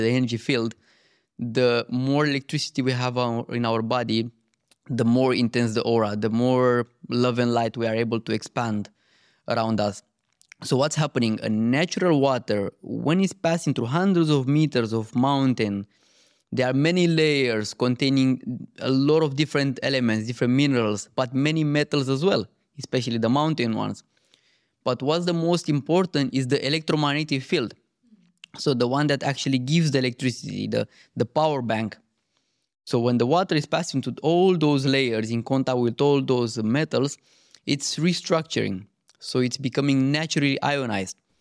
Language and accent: English; Romania; moved away; I grew up in Romania